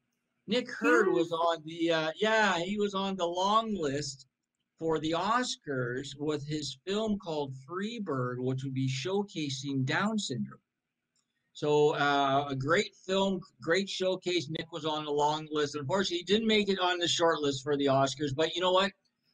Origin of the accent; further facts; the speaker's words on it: Toronto, Ontario, Canada; I'm from Toronto